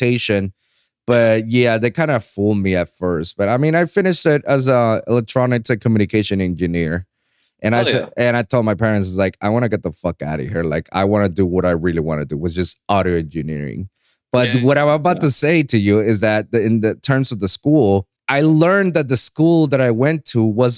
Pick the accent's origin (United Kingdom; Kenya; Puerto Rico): Puerto Rico; English is a second language; I was born and raised in Puerto Rico